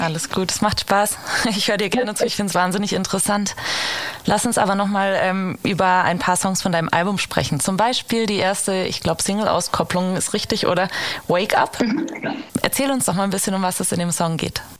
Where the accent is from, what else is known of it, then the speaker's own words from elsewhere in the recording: Giessen, Hesse, Germany; moved away; ich komm aus Hessen, aus Gießen.